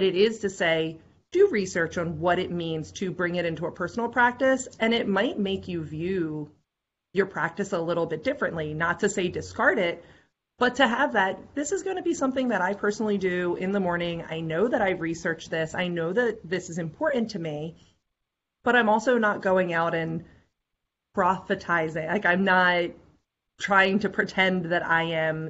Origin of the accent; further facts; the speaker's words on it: United States; also born or lived in Eastern Seaboard; going back to the United States? How do I honor the land in my country